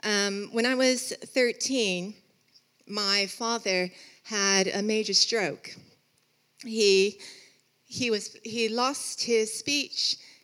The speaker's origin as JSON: {"language": "English", "town": "Los Angeles", "region": "California", "country": "United States", "tie": "born or raised there", "also_born_or_lived": "Birmingham", "moved": "as an adult", "said": "Some of you will know that I'm from Los Angeles. I was born and raised in LA, came to study here for a year, met Rupert in Birmingham, went back to Los Angeles."}